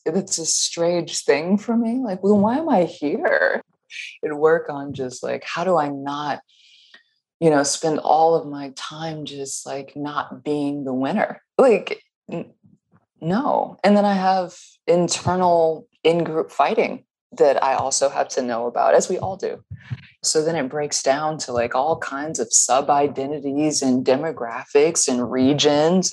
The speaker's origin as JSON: {"language": "English", "region": "the South", "country": "United States", "tie": "born or raised there", "said": "I grew up in the South."}